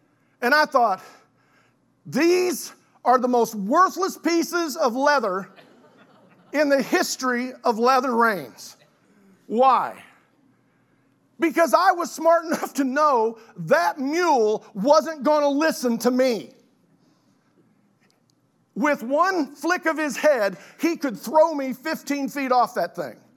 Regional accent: Oklahoma City, Oklahoma, United States; I had the privilege of growing up in South Oklahoma City, so I'm a city kid

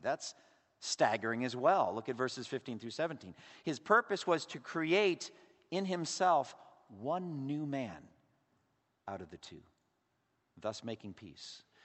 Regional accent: Massachusetts, United States; growing up as an Irish Catholic in Massachusetts

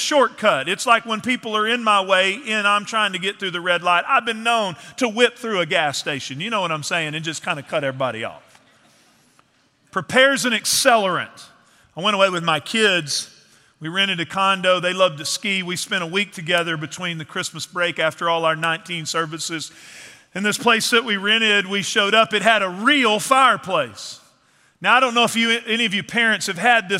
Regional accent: East Texas, United States; moved away; I grew up in East Texas in the piney woods.

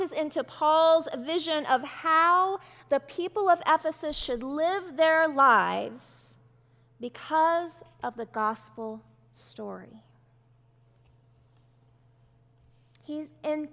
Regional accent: Bible Belt of Texas, United States; growing up in the Bible Belt of Texas.

